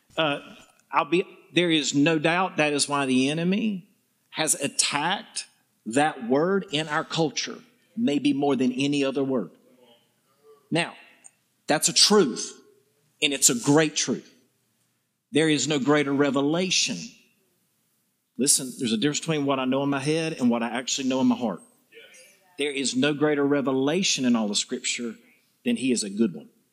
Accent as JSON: {"language": "English", "region": "the South", "country": "United States", "accent": "southern", "said": "my southern charm"}